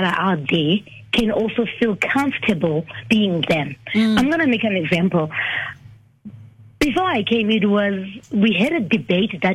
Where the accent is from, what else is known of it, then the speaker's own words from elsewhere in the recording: Eastern Cape, South Africa; I'm coming from the Eastern Cape